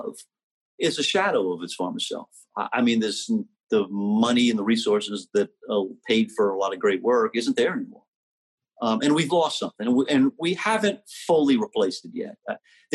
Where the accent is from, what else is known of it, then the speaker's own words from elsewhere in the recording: New Orleans, Louisiana, United States; my beloved hometown of New Orleans